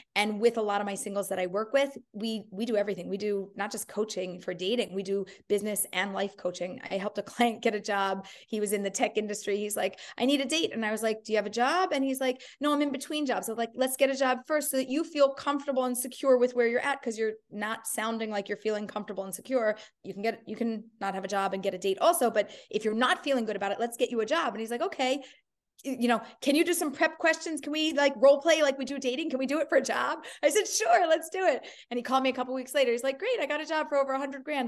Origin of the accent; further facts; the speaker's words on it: Philadelphia, Pennsylvania, United States; I grew up in Philadelphia